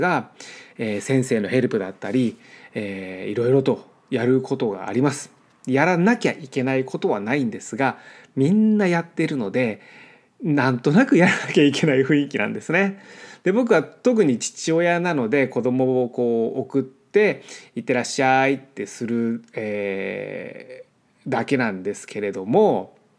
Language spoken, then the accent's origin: Japanese; Japan; moved away as an adult; now in United States; 僕が日本で育ってきた環境